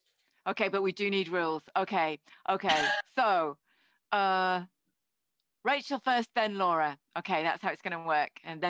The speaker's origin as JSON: {"language": "English", "country": "New Zealand", "tie": "born or raised there", "lives_now": "United Kingdom", "said": "I grew up in New Zealand, moved to Britain."}